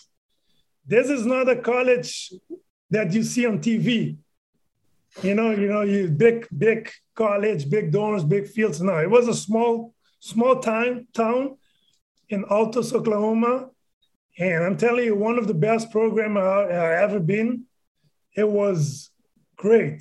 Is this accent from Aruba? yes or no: yes; Aruba; I was born and raised in Aruba.